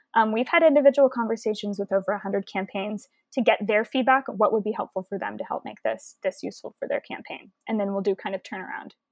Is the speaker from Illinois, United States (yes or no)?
no; Houston, Texas, United States; I'm from Houston, Texas